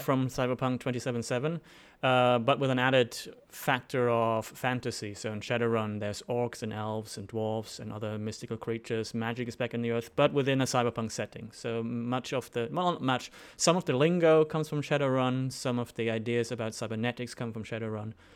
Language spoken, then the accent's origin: English; Germany; moved away as an adult; also born or lived in Sydney, Australia; now in Melbourne, Australia; I'm originally from Germany